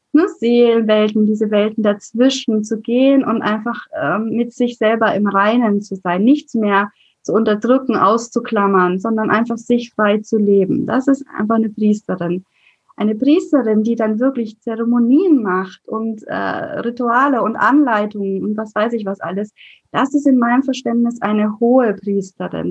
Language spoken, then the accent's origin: German; Franconia, Bavaria, Germany; als Fränkin